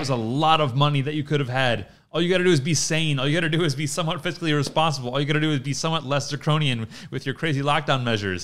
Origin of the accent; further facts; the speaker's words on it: Detroit, Michigan, United States; moved away; I'm from Detroit